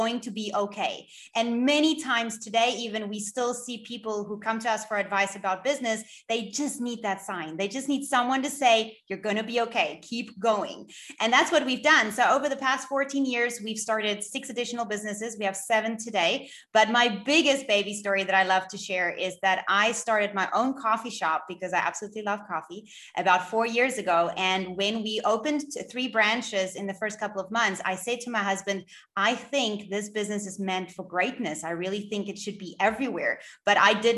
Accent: Cape Town, Western Cape, South Africa; I am from Cape Town in South Africa

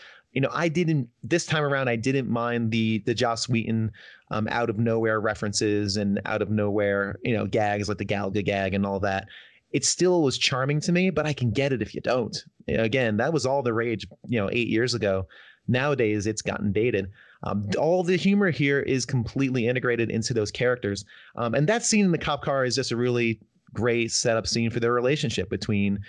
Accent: Northern New Jersey, United States; also born or lived in New York; I'm from the Northeast, Northern New Jersey.

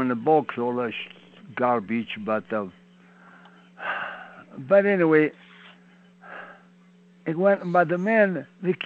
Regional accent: Italy; English is a second language; moved away as an adult; also born or lived in Montreal, Canada; now in Pittsburgh, United States; I'm from Italy.

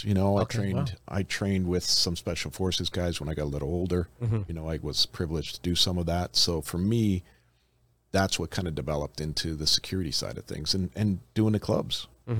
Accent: Toronto, Ontario, Canada; moved away as an adult; now in Las Vegas, United States; So I'm from Canada originally. I'm from Toronto.

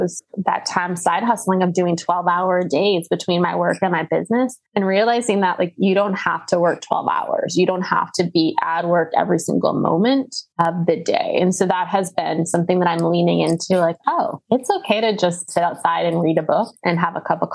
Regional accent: Wisconsin, United States; I grew up in Wisconsin.

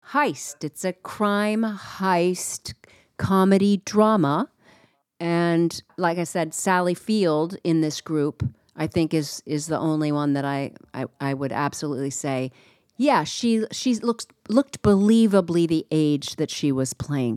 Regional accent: East Coast, United States; I grew up on the East Coast

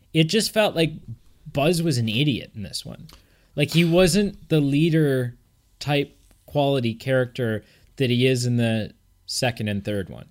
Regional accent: Canada

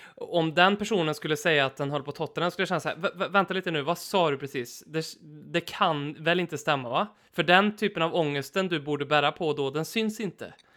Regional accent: Karlstad, Värmland, Sweden; min gamla hemmaarena där jag spelade för Norrstrands IF som är Karlstads Arsenal.

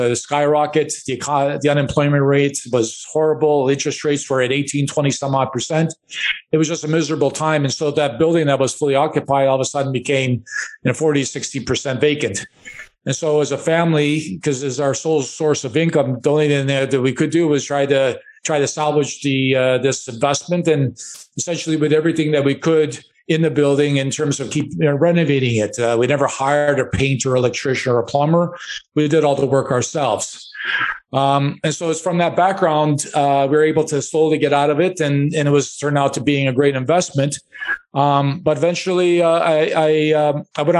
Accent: Chicago, Illinois, United States; I grew up in Chicago, and we lived in a one-bedroom apartment

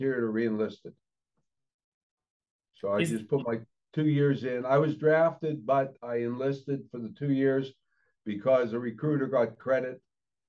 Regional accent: Freeport, Pennsylvania, United States; I grew up in Freeport, Pennsylvania, just up the river

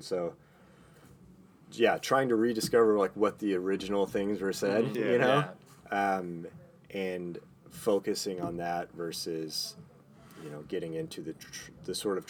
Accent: Northeast Texas, United States; moved away as an adult; also born or lived in Arkansas; now in Austin, United States; I'm from Northeast Texas

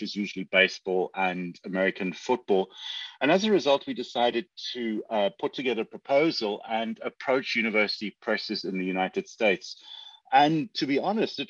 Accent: South Africa; moved away; I'm South African. I grew up in apartheid South Africa

